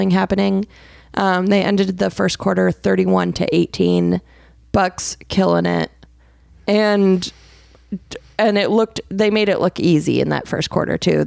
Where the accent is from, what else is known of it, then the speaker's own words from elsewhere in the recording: Arizona, United States; I am from Arizona